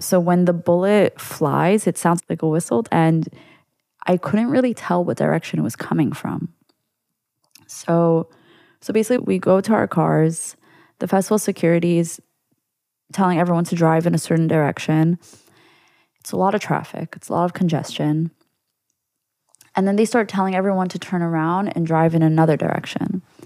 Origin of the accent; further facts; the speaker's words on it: New York, United States; as a Jew growing up in New York